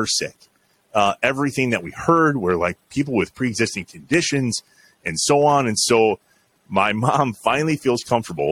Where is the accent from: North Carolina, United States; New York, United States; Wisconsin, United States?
Wisconsin, United States; Jefferson; also born or lived in Johnson Creek, Wisconsin; Jefferson's my hometown. Yep. I moved to Johnson Creek when I was 12, but I grew up in Jefferson, went to school in Jefferson